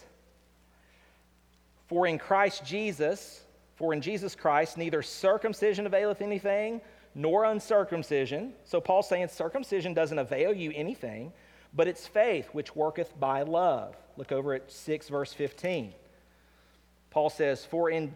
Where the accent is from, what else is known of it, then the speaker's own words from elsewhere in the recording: United States; I live in America. I'm an American